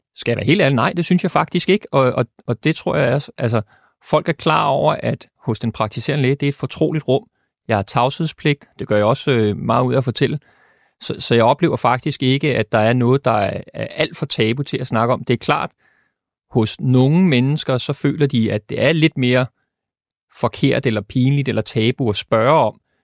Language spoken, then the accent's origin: Danish; Denmark; vi som danskere